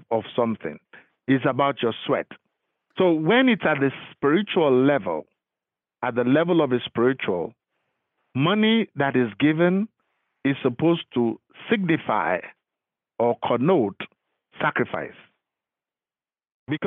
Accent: Lagos, Nigeria; moved away as an adult; now in United States; I am from Lagos. I was born and bred in Lagos

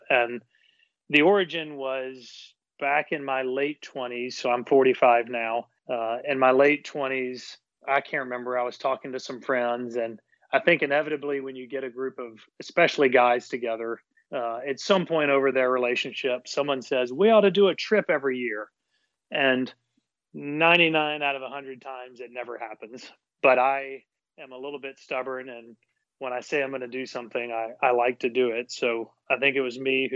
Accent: Nashville, Tennessee, United States; I live in Nashville and I'm a native Nashvillian, which is extremely rare these days.

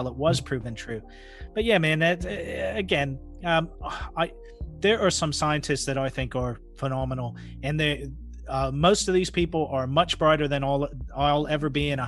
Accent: Pacific Northwest, United States; I grew up in the Pacific Northwest

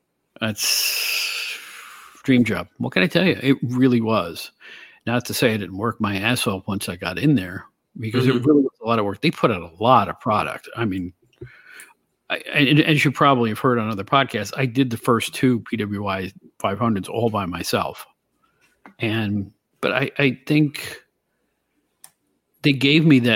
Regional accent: Albany, New York, United States; I'm from the Albany, New York area originally

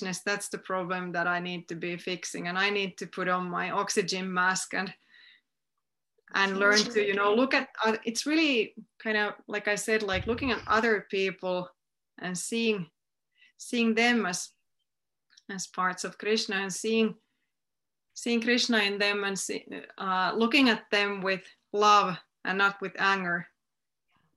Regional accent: Finland; my hometown

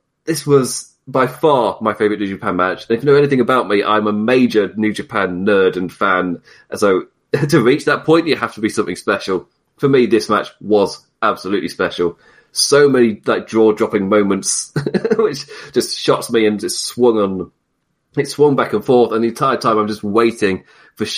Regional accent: United Kingdom; being British

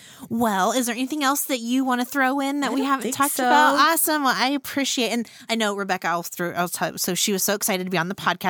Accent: Randolph County, Indiana, United States; I'm from Randolph County, which is a neighboring mm-hmm. county. But I still feel like I'm from Muncie because mm-hmm. Muncie was where we had to come and get groceries.

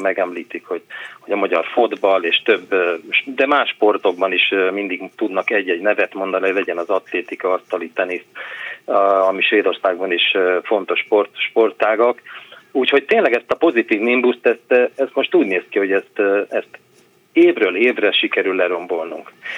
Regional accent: Hungary; now in Sweden; mint magyar választópolgárok, én is az vagyok még

